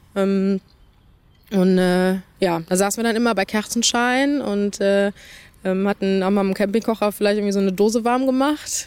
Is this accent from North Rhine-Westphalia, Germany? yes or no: no; Dernau, Rhineland-Palatinate, Germany; das ist meine Heimat, hier will ich nicht weg